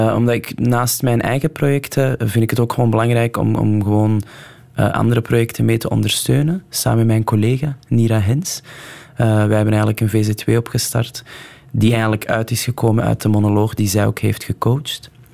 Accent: Antwerp, Flanders, Belgium; ik ben op het Kiel opgegroeid

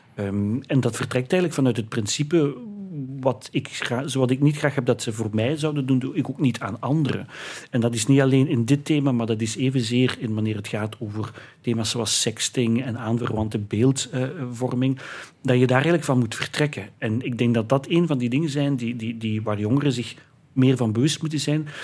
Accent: Heusden, Flanders, Belgium; in heusden het dorp waar ik vandaan kom

